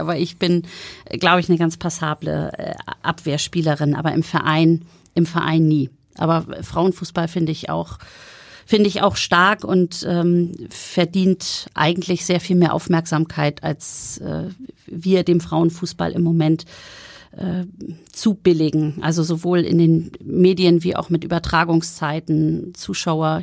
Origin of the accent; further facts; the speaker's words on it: Schleswig-Holstein, Germany; moved away as an adult; now in Hamburg, Germany; Meine Eltern wohnen ja immer noch in Bargteheide. Ich bin in Schleswig-Holstein aufgewachsen